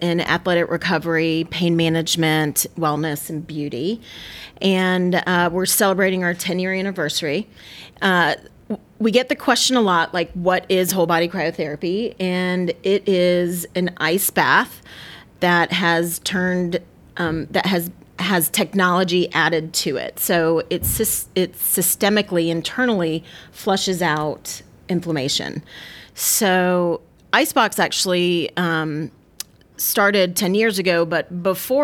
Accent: Tallahassee, Florida, United States; moved away as an adult; now in Marietta, United States; I was born and raised in Tallahassee, Florida

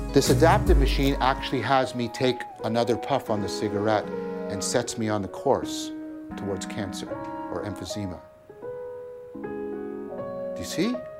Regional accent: Hamilton, Ontario, Canada; I'm from Hamilton

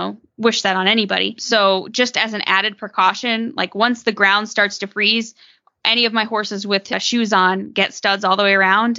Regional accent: Northeast, United States; growing up in the Northeast, where, like Jess said, where the ground is more clay-like

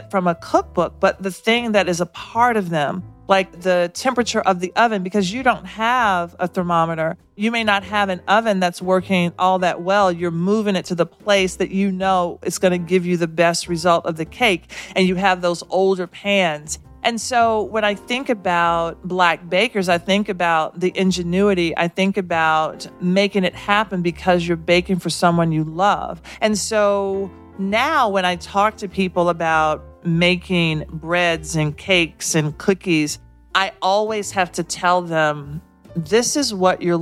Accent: the South, United States; now in New York City, United States; as a Southerner in New York City

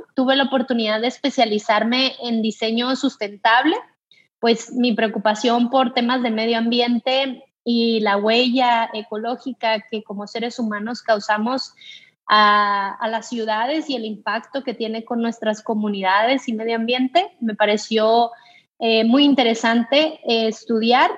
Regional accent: Culiacán, Sinaloa, Mexico; also born or lived in Monterrey; mi ciudad de origen

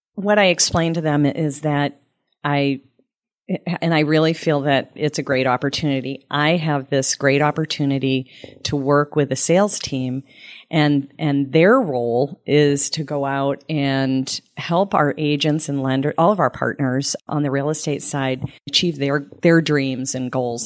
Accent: Sterling, Massachusetts, United States; also born or lived in Phoenix; now in Tampa, United States; I grew up in Massachusetts, and, um, actually a small town, Sterling, Mass, outside of Boston

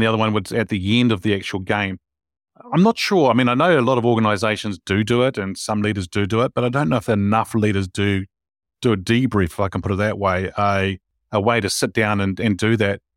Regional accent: New Zealand; I'm a Kiwi

